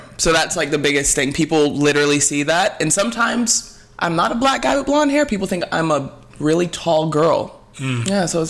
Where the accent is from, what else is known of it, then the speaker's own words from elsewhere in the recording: Alabama, United States; So I was raised in Alabama. I was born in Alabama because my mom was in med school there.